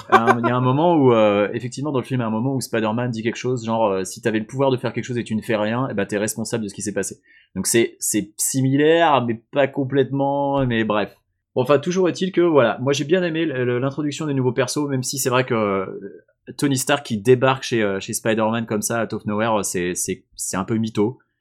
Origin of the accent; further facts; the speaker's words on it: France; je suis français